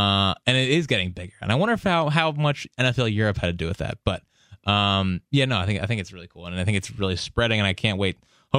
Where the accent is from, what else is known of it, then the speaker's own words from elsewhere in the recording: Ireland; I am from Ireland, where there are loads of Eagles fans.